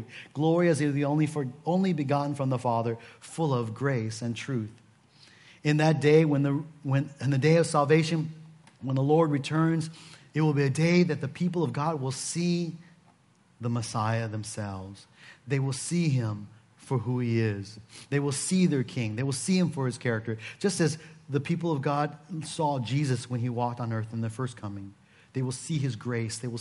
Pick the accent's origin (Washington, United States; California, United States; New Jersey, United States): Washington, United States; Seattle; moved away; I come from Seattle